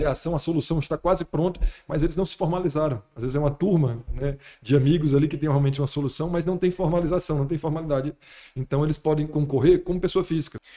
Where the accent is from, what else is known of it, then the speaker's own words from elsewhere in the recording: Fortaleza, Ceará, Brazil; moved away as an adult; now in Brasília, Brazil; eu vim de Fortaleza sou de Fortaleza